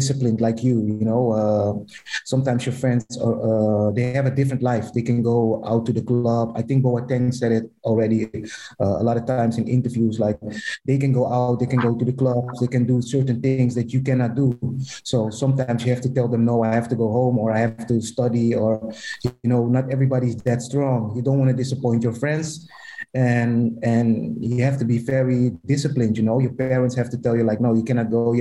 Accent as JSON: {"language": "English", "town": "Amsterdam", "region": "North Holland", "country": "Netherlands", "said": "I'm from Amsterdam"}